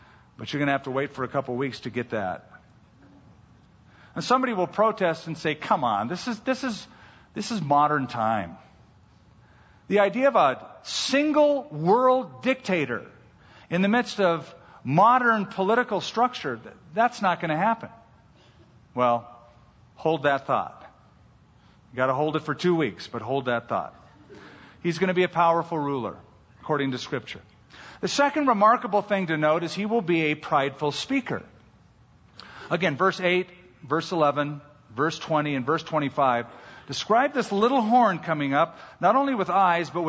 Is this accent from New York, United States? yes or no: no; California, United States; I'm a Californian